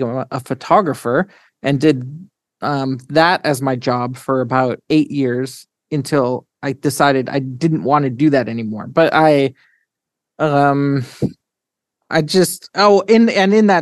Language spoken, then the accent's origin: English; St. Albert, Alberta, Canada; And I was born in a town near Edmonton, Alberta, Canada, called St. Albert.